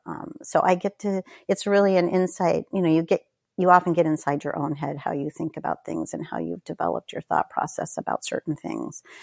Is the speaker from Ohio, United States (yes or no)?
no; Northern California, United States; moved away; also born or lived in Corvallis, Oregon; we moved to a very remote area of Northern California where there was a small university, and my father spent the rest of his career there. So I grew up in a very, very small town